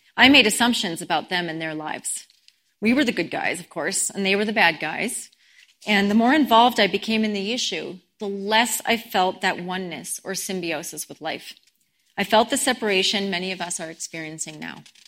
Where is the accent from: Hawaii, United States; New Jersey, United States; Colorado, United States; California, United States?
Colorado, United States; Boulder; I grew up in Boulder